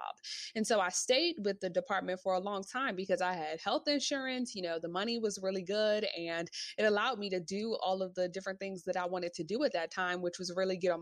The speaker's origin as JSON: {"language": "English", "town": "Washington", "region": "District of Columbia", "country": "United States", "moved": "as an adult", "lives_now": "New York, United States", "said": "I actually moved to New York. I'm from Washington, D.C."}